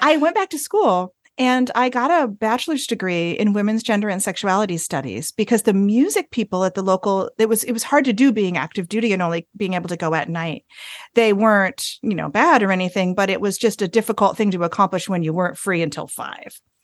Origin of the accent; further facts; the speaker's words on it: northern Vermont, United States; now in North Carolina, United States; I am from a small Vermont town. So Vermont is in the north of the United States. My hometown has about two hundred and eighty people in it